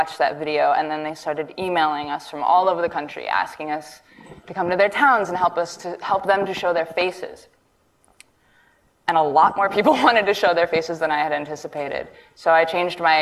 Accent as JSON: {"language": "English", "town": "New York City", "region": "New York", "country": "United States", "tie": "born or raised there", "said": "I'm an artist born and raised in New York City."}